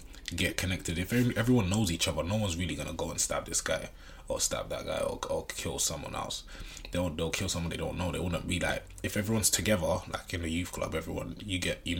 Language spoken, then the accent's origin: English; London, United Kingdom; we was growing up in Brixton